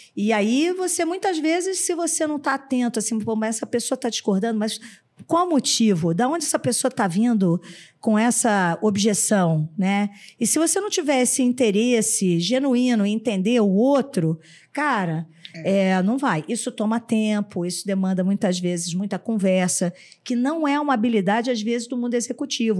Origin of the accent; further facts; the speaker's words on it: Rio de Janeiro, Brazil; now in São Paulo, Brazil; sou carioca